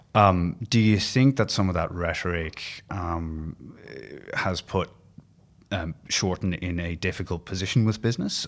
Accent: Ireland; now in Australia; being Irish

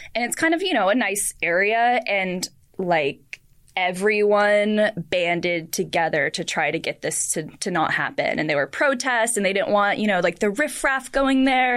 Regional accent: Portland, United States; I'm from Portland

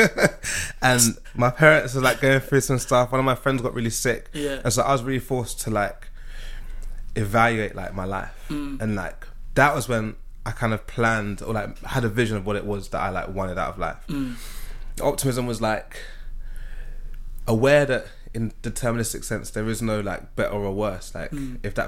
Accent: London, United Kingdom; growing up in South London

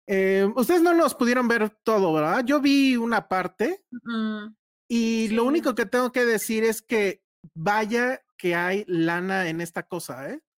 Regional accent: Mexicali, Baja California, Mexico; Sorry, me siento excluido, soy de Mexicali.

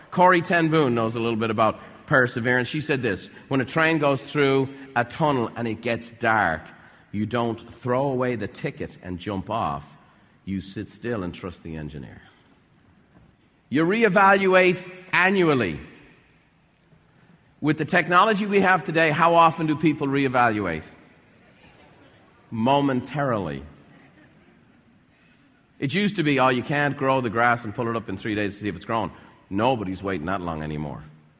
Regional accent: Ireland; I was broke. I was a house painter's son. I was from Ireland. I didn't know anybody with money.

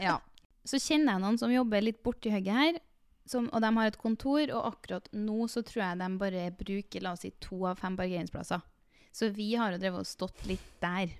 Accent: Trondheim, Trøndelag, Norway; moved away as an adult; also born or lived in Oslo; jeg flytter til Trondheim nå, skjønner du, for jeg er fra Trondheim

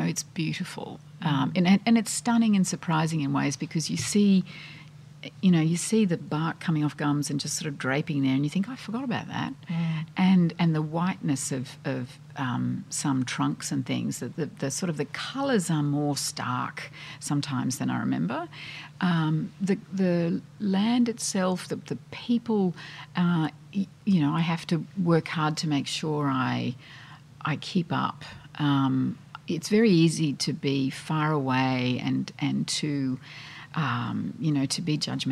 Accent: Australia; now in London, United Kingdom; I'm Australian

